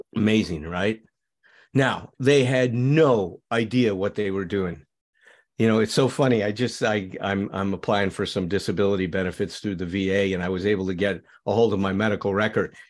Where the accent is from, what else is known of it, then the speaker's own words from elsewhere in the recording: Chicago, Illinois, United States; I grew up in Chicago.